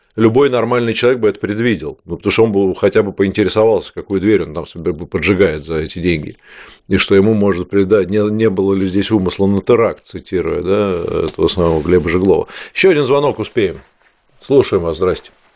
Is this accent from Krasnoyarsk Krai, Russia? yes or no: no; Saint Petersburg, Russia; мой родной город